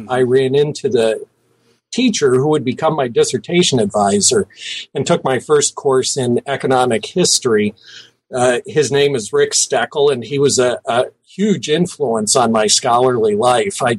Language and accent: English; Cincinnati, Ohio, United States; I was born in Cincinnati, Ohio.